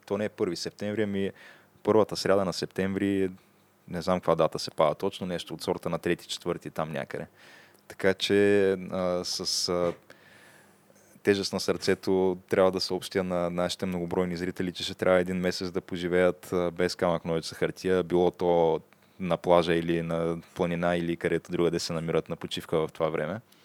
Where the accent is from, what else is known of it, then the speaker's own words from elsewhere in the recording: Targovishte, Targovishte Province, Bulgaria; now in Sofia, Bulgaria; родния ми град Търговище